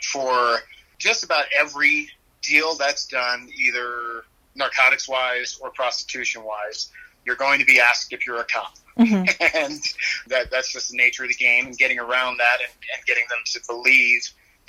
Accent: New York City, New York, United States; moved away as an adult; also born or lived in Iowa City, Iowa; now in Denver, United States; I was originally born and raised in Queens, New York. I moved to Denver to become a police officer

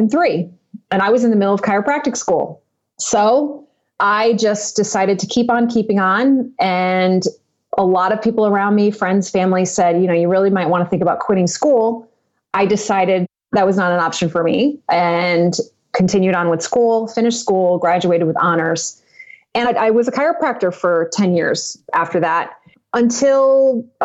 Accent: Connecticut, United States; moved away as an adult; also born or lived in Western New York; now in Phoenix, United States; I grew up in Connecticut. I moved to Western New York for a period of 10 years, moved back to Connecticut to my home. And I just actually left my childhood home, Connecticut, to move to Phoenix, Arizona, which is where I am now

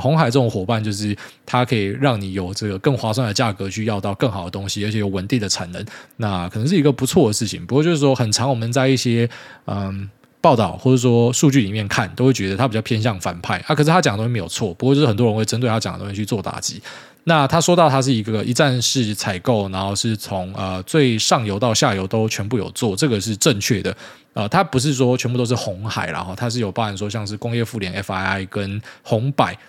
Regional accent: Taiwan; 就是我们台湾人去看这个东西会觉得很大惊小怪。

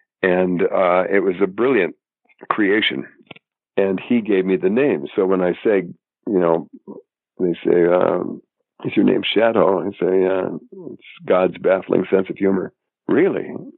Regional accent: North Dakota, United States; moved away as an adult; also born or lived in Arizona / Boston; I'm from North Dakota

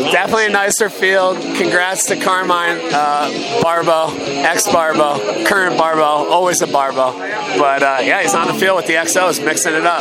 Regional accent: Atlanta, Georgia, United States; now in Denver, United States; from Atlanta, Georgia, living in Denver now.

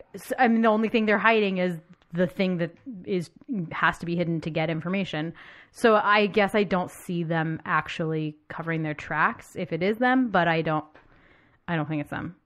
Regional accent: United States; I'm American and I've been raised to believe

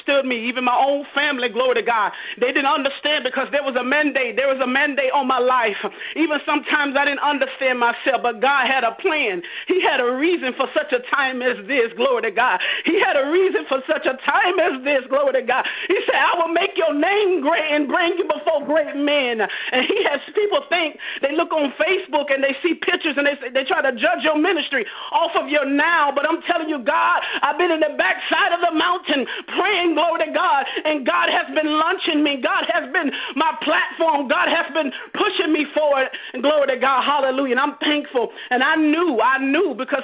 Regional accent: Fort Myers, Florida, United States; born and raised in Fort Myers, Florida.

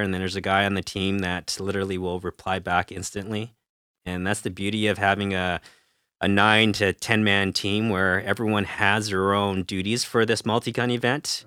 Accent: Canada; we're Canadian

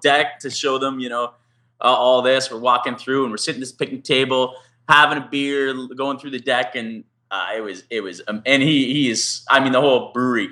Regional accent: Canada; We're like, oh, Canada

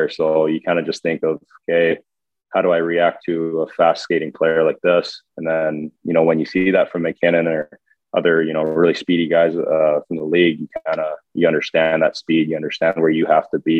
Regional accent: Edmonton, Alberta, Canada; growing up in Edmonton, you're growing up watching the Oilers

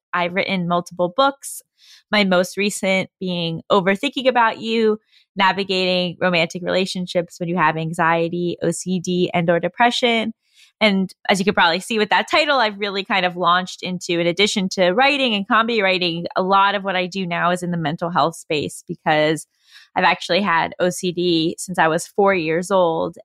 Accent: New York, United States; moved away as an adult; also born or lived in California; I'm originally from New York. I came out to California to do undergrad program at U S C in screenwriting

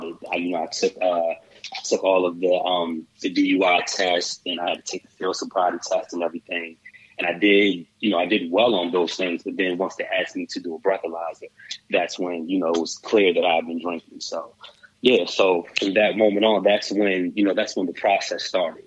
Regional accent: Shady Side, Maryland, United States; moved away as an adult; now in Annapolis, United States; I'm originally from Shadyside. I live in Annapolis now.

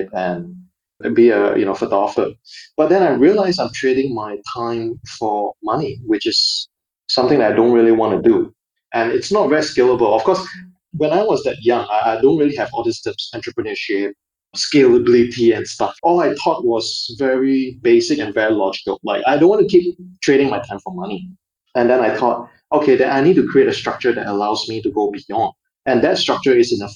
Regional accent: Singapore; growing up in Singapore, it's almost like a bubble of sort

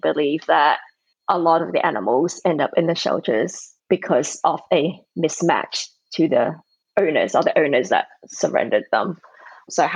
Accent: Sydney, New South Wales, Australia; moved away; I grew up in Australia, Sydney, Australia

